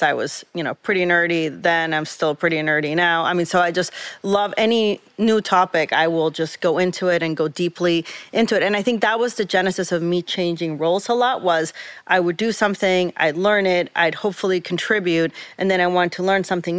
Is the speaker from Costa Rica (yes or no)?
yes; Costa Rica; moved away as an adult; now in New York, United States; I'm originally from Costa Rica, so Central America. I grew up there my whole life